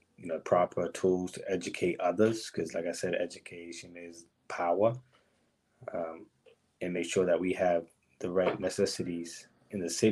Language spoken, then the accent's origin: English; Brockton, Massachusetts, United States; also born or lived in New Bedford; I was born and raised in Broxton.